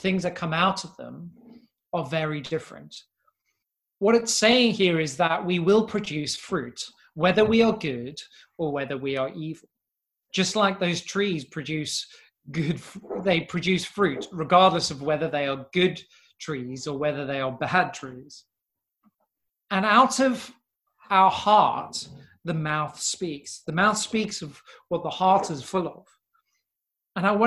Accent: South Africa; when we were growing up in South Africa

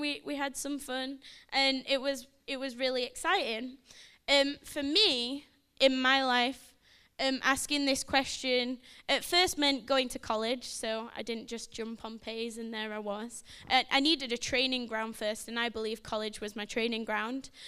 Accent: Sheffield, Yorkshire and the Humber, United Kingdom; moved away; I'm from Sheffield, so if you think I sound a bit funny, you're right

